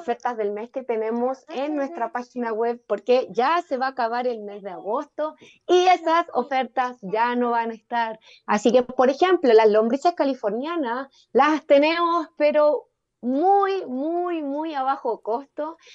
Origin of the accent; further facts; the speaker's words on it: Chile; also born or lived in Independencia, Santiago; nosotros como chilenos